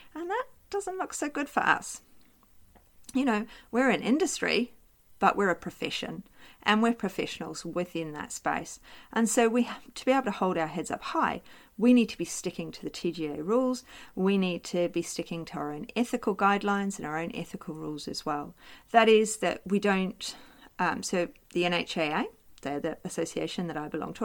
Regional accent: New Zealand; now in Australia; live in Australia, I am Australian now, as well as being a New Zealander.

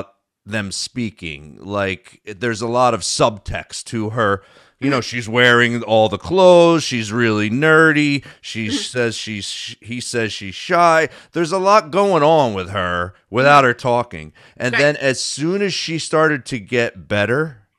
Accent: near Philadelphia, Pennsylvania, United States; I grew up near Philadelphia

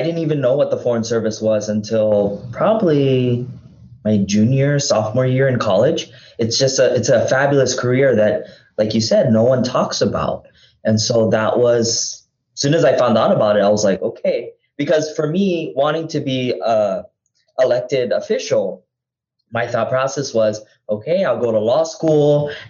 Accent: Hawaii, United States; I'm from Hawaii, I need to serve, I'm gaining experience, and eventually I would return back to Hawaii to run for office.

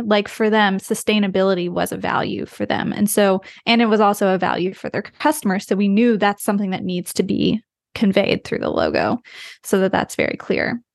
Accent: West Virginia, United States; moved away; I grew up in the U S, even though we travel a lot. I'm from the U S. I'm from West Virginia, so very rural

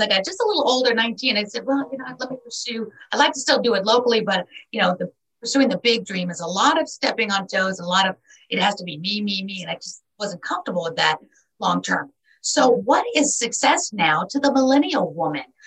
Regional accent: New York City, New York, United States; born and raised in New York City

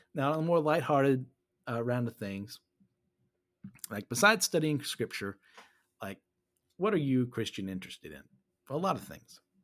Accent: United States; I'm from America

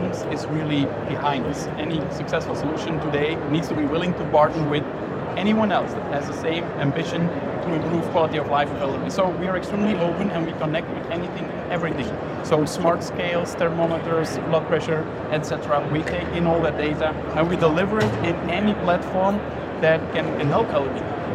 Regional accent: Belgium; I'm from Belgium

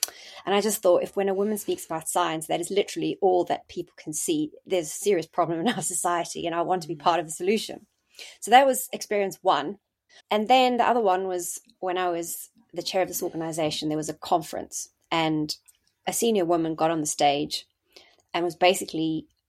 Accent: South Africa; moved away as an adult; now in United Kingdom; I came to the UK from South Africa, and I did my SHO year in 1998, started becoming a registrar in 99.

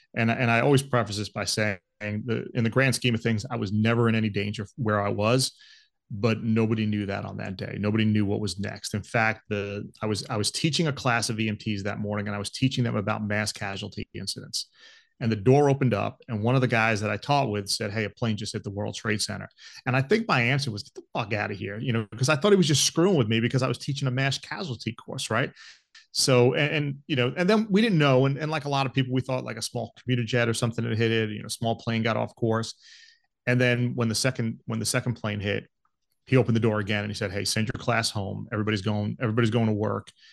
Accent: Long Island, New York, United States; moved away as an adult; also born or lived in Georgia; I grew up on Long Island

